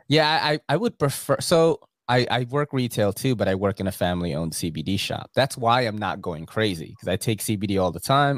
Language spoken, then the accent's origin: English; New York City, New York, United States; as a New Yorker